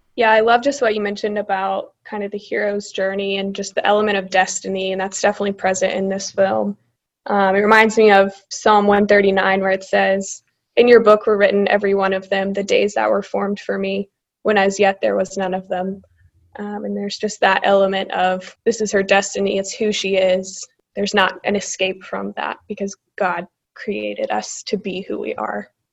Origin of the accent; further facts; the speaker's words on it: Birmingham, Alabama, United States; moved away as an adult; now in Charlotte, United States; I'm originally from Birmingham, Alabama